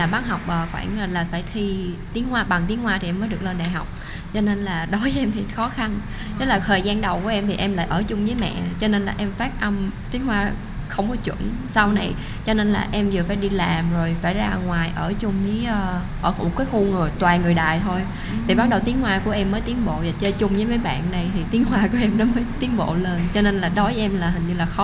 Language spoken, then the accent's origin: Vietnamese; Vietnam; moved away as an adult; now in Taoyuan, Taiwan; em đến từ Việt Nam